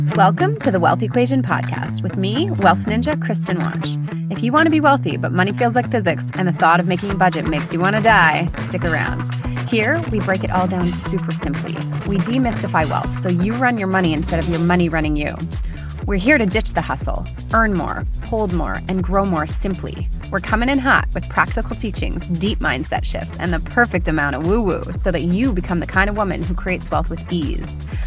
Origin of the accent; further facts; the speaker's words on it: London, Ontario, Canada; moved away as an adult; Growing up in London, Ontario, I became very used to snowy Christmases for basically my whole life